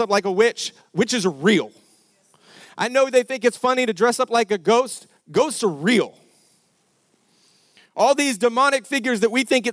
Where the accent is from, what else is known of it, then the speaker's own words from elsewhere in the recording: Denver, Colorado, United States; We grew up in Denver, Colorado.